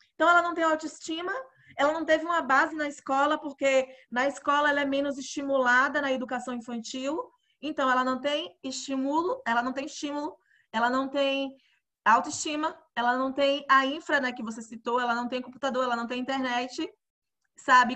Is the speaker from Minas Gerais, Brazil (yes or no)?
no; Alagoinhas, Bahia, Brazil; eu sou do interior da Bahia